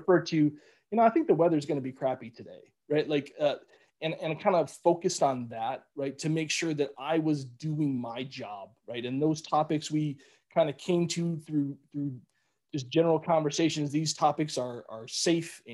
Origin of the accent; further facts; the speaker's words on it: Cleveland, Ohio, United States; moved away; growing up in Cleveland